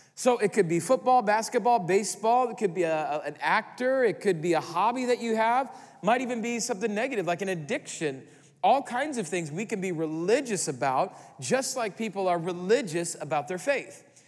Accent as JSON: {"language": "English", "region": "Midwest", "country": "United States", "said": "we're from the Midwest"}